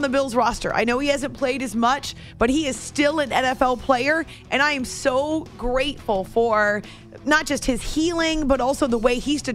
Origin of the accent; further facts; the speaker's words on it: New Hampshire, United States; moved away; my home state of New Hampshire